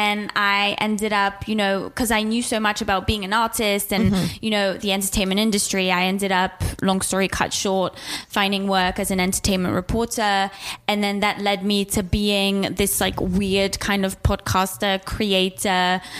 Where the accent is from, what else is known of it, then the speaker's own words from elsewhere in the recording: Switzerland; moved away as an adult; also born or lived in England; now in United States; So I grew up in Switzerland